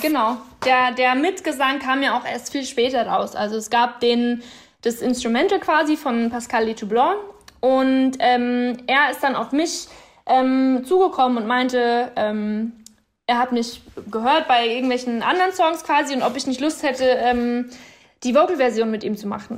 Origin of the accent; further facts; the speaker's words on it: Bavaria, Germany; moved away as an adult; now in Berlin, Germany; Also ich könnte mir jetzt auf keinen Fall mehr vorstellen, in Bayern in meinem kleinen Dorf da zu leben